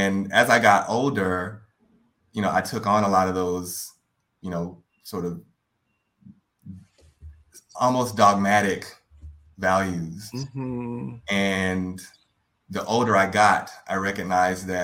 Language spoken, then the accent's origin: English; Baton Rouge, Louisiana, United States; I'm originally from Baton Rouge, Louisiana